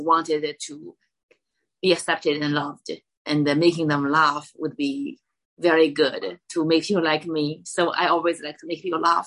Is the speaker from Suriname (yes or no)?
no; China; English is a second language; moved away as an adult; also born or lived in Kentucky, United States; now in Los Angeles, United States; I grew up in China. I went to America for college